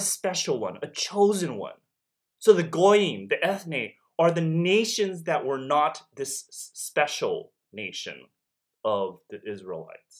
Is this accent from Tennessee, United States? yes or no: no; Los Angeles, California, United States; moved away as an adult; also born or lived in Beijing, China; When I was a child, growing up in LA, I was often told I was a foreigner